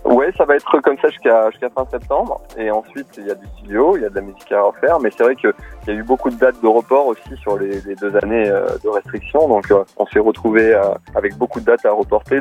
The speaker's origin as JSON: {"language": "French", "town": "Nice", "region": "Provence-Alpes-Côte d'Azur", "country": "France", "tie": "born or raised there", "said": "je suis né à Nice"}